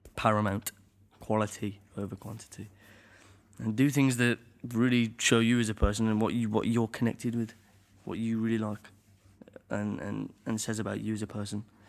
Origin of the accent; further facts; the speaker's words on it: Birmingham, West Midlands, United Kingdom; at the conservatoire in my hometown, Birmingham